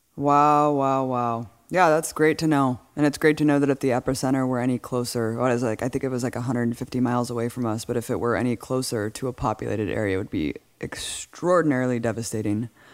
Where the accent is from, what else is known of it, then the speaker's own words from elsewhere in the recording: California, United States; growing up in California